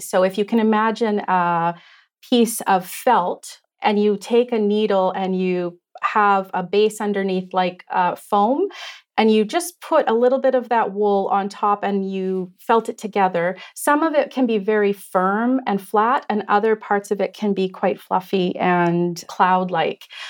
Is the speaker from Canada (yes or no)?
yes; Canada; moved away as an adult; now in Victoria, Canada; My family is originally from, uh, Treaty Six territory, so we grew up in the Shiny Bank region